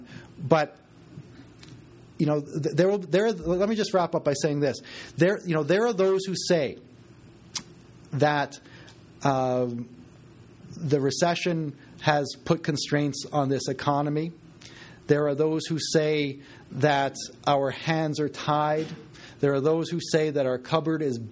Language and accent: English; Westlock, Alberta, Canada; now in Edmonton, Canada; I grew up in Alberta